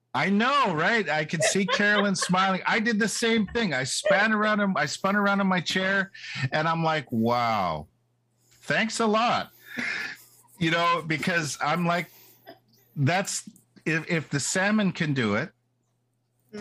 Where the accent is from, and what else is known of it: Bella Bella, British Columbia, Canada